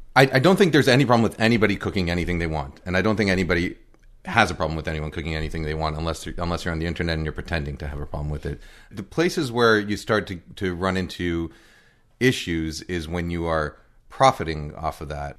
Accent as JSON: {"language": "English", "region": "New York", "country": "United States", "tie": "born or raised there", "also_born_or_lived": "Boston / Cambridge", "moved": "yes", "lives_now": "Seattle, United States", "said": "I was born in Boston, grew up in New York, but then I lived in Cambridge for ten years"}